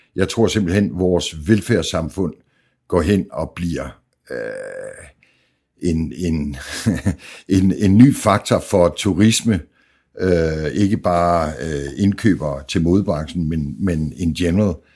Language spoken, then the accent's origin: Danish; Jutland, Denmark; jeg er fra Jylland